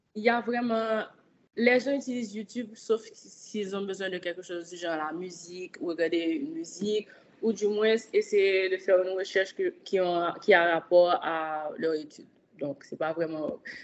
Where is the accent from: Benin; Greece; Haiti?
Haiti; je suis une haïtienne, je vis en Haïti